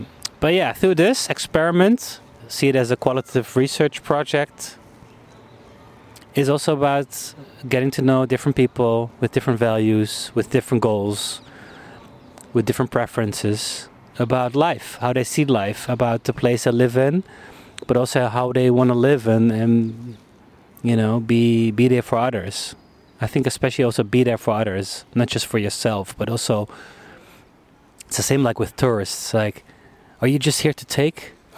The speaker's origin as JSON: {"language": "English", "town": "Munich", "region": "Bavaria", "country": "Germany", "tie": "born or raised there", "also_born_or_lived": "Netherlands", "second_language": "English", "moved": "as an adult", "lives_now": "Amsterdam, Netherlands", "said": "I grew up abroad. I lived in Munich for 15 years. I was born here in the Netherlands, but then my dad got a job, so we moved. And then I was 18, finished my international school."}